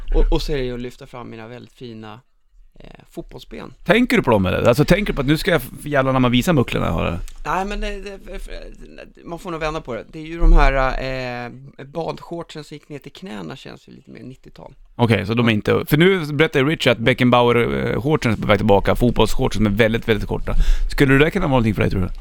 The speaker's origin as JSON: {"language": "Swedish", "town": "Stockholm", "region": "Stockholm County", "country": "Sweden", "said": "jag är från Södermalm"}